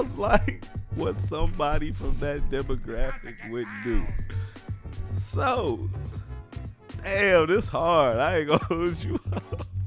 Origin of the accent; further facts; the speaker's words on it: Louisiana, United States; I'm straight from Louisiana